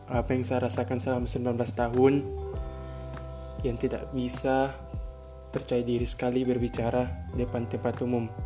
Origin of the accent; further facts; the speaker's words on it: West Papua, Indonesia; born there; Bisa dibilang Saya campuran gado-gado Karena orang tua saya asli Bugis semua Namun Saya lahir di Papua Barat, Sorong Selatan